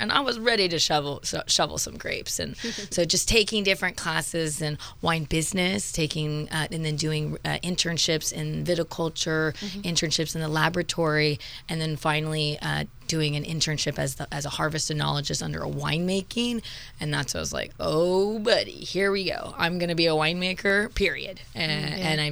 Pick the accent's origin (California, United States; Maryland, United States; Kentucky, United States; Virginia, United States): California, United States; Ceres; I was raised in the Central Valley of California in the breadbasket. So I have a 209 area code phone number. So Ceres would be the direct town